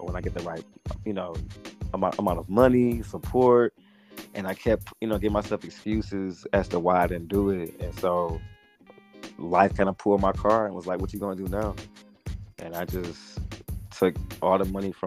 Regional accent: Lansing, Michigan, United States; moved away as an adult; also born or lived in Ypsilanti, Michigan; now in Atlanta, United States; I ended up moving back home to my hometown, our hometown, Lansing, Michigan

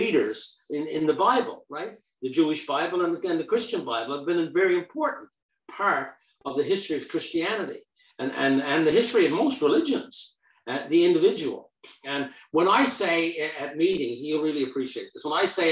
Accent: rural Newfoundland, Newfoundland and Labrador, Canada; I came from rural Newfoundland

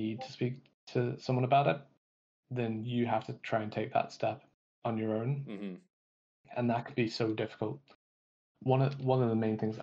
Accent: Manchester, North West England, United Kingdom; moved away as an adult; also born or lived in London; now in Belfast, United Kingdom; I grew up in Manchester. I went to university in London, and then I moved to Belfast

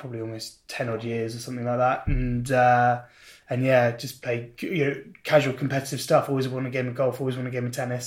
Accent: St Albans, East of England, United Kingdom; moved away as an adult; now in London, United Kingdom; I'm also from Hertfordshire, a place called St Albans

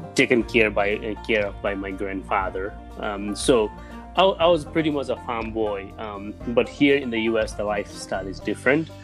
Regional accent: Bhutan; also born or lived in refugee camps; now in United States; I was born in Bhutan.

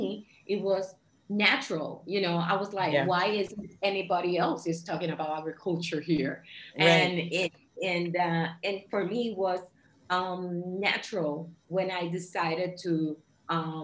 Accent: Puerto Rico; I'm Puerto Rican. I was born and raised in Puerto Rico, which is an island in the Caribbean.

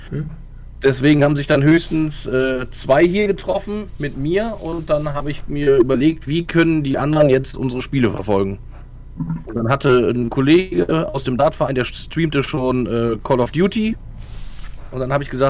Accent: Gogarten, Thuringia, Germany; Ich bin einfach einer, der in Gogarten aufgewachsen ist

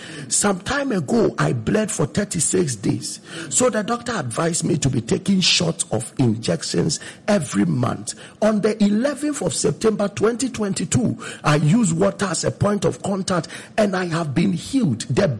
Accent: Konongo Odumasi, Ashanti, Ghana; from Konongu Odumasi.

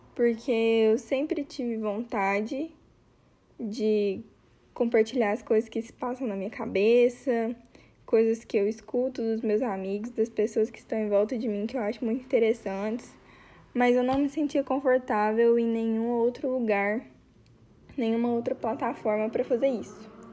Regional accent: Goiás, Brazil; Eu sou goiana

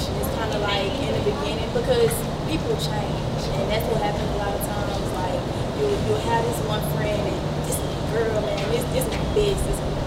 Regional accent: United States; I'm African American.

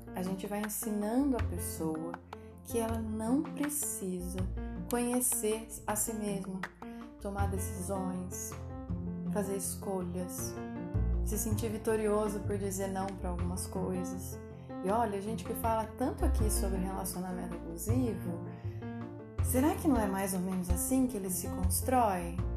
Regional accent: Minas Gerais, Brazil; now in São Paulo state, Brazil; como boa mineira

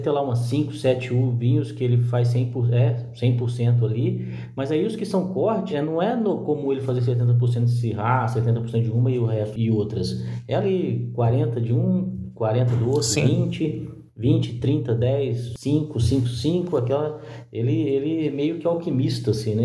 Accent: Minas Gerais, Brazil; eu, como mineiro que sou

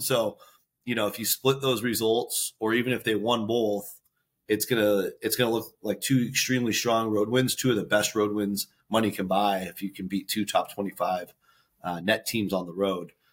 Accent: Seattle, Washington, United States; I grew up in Seattle.

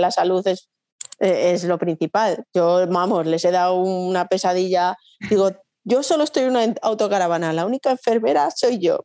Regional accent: Logroño, La Rioja, Spain; yo soy de Logroño

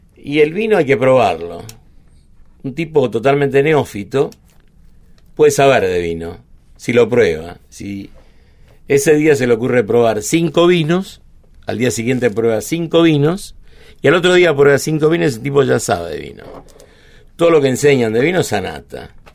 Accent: Buenos Aires, Argentina; also born or lived in San Telmo, Buenos Aires / Villa Luro, Buenos Aires; Nací en Almagro, pero me fui a los seis años a Parque Patricios

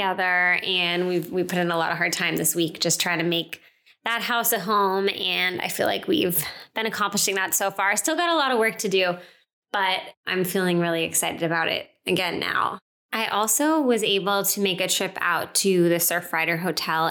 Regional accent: Northeast, United States; I'm from the Northeast. I know how cold it gets in the winter

